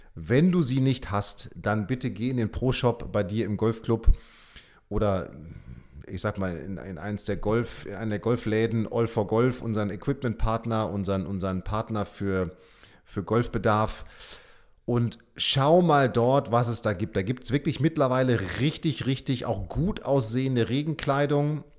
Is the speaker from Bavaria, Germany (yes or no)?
no; Münster, North Rhine-Westphalia, Germany; now in Bremen, Germany; ich komme ja auch aus Münster, also Münster und Bremen